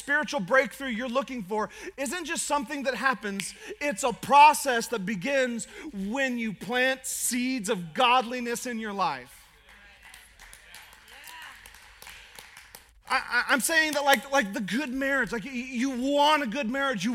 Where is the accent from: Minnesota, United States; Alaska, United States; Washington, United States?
Alaska, United States; I'm from Alaska